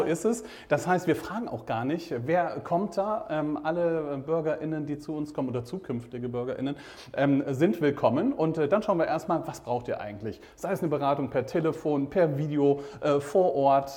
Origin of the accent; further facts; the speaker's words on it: Rhineland, Germany; moved away as an adult; also born or lived in Hannover; now in Rostock, Germany; Ich komme ja, ursprünglich aus dem Rheinland.